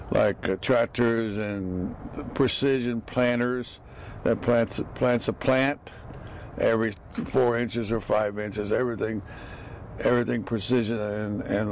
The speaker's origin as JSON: {"language": "English", "area": "Tulare County", "region": "California", "country": "United States", "said": "I'm from Tulare County. I'm a farmer from Tulare County down south"}